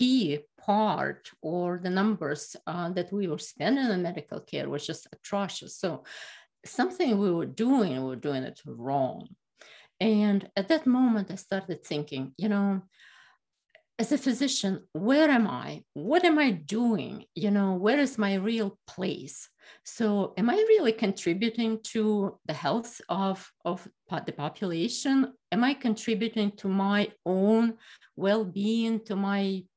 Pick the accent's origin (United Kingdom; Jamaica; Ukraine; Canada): Ukraine; moved away as an adult; now in Philadelphia, United States; I went to medicine in Ukraine, and I'm from Ukraine